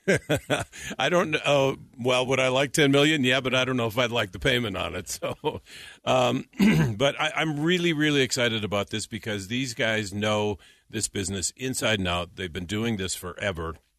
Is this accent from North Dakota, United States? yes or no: yes; North Dakota, United States; moved away as an adult; also born or lived in California; I'm not from California. I'm from North Dakota